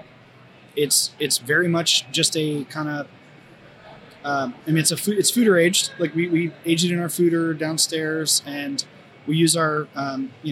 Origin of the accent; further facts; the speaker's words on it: Raleigh-Durham area, North Carolina, United States; now in Cincinnati, United States; I'm from the Raleigh-Durham area in North Carolina